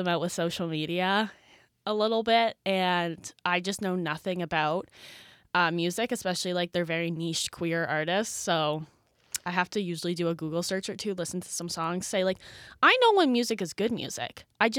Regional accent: New Brunswick, Canada; now in Toronto, Canada; For those who forget, for those who forget from last episode, I am from New Brunswick, so I don't see my parents all too often, and they are not city people at all.

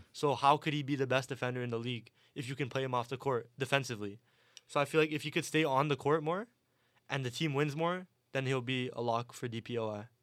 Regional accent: Toronto, Ontario, Canada; I'm from Toronto

